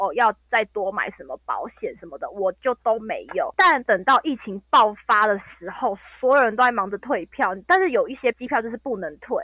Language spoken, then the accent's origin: Chinese; Taiwan; 我没有要马上回台湾